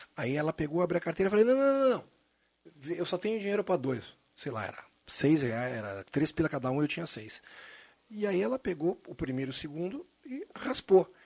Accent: Caxias do Sul, Rio Grande do Sul, Brazil; moved away; also born or lived in Santa Cruz do Sul; minha família é de Caxias, morou, eu nasci lá

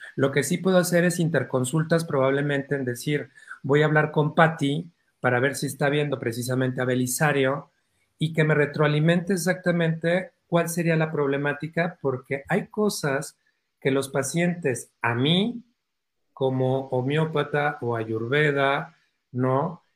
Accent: Oaxaca, Mexico; me crié una gran parte en Oaxaca

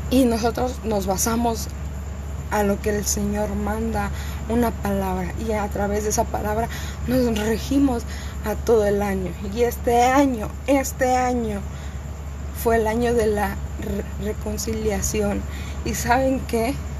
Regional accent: Cuernavaca, Morelos, Mexico; moved away; yo soy de Cuernavaca, Morelos, yo soy de México, originariamente no, pero yo soy de México.

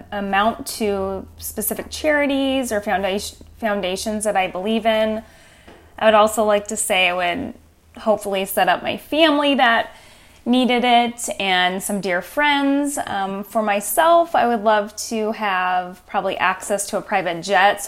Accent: Washington, United States; also born or lived in Portland, Oregon; I was born in Portland, Oregon, raised in Washington State

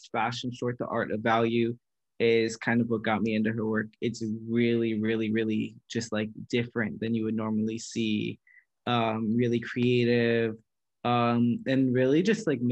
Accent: United States; as an American

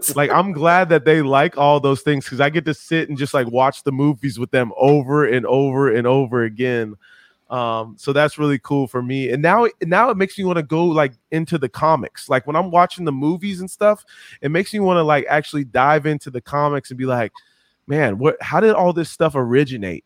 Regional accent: San Diego, California, United States; I grew up in San Diego watching the Padres.

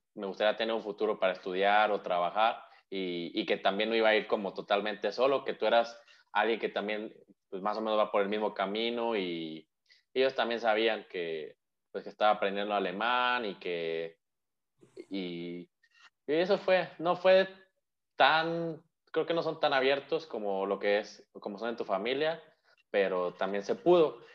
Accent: Mexico; como mexicanos o como latinoamericanos

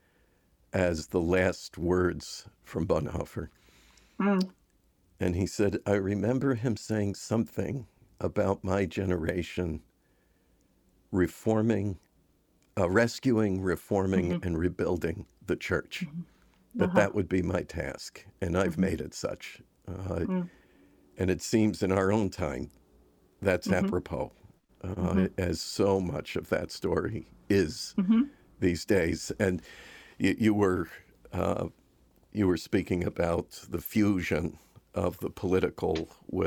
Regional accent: Buffalo, New York, United States; my hometown, Buffalo, New York

